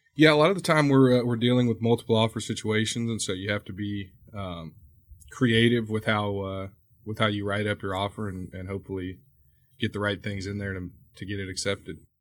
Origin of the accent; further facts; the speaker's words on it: Houston, Texas, United States; native Houstonian has given me a good amount of knowledge on a lot of the neighborhoods here in town